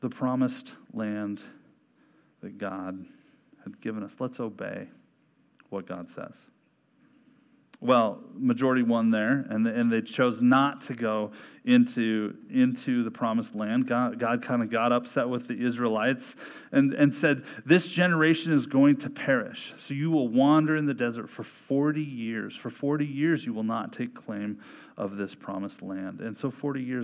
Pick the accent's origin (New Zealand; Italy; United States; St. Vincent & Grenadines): United States; Ontario, Oregon; I grew up in Ontario, Oregon for much of my growing up years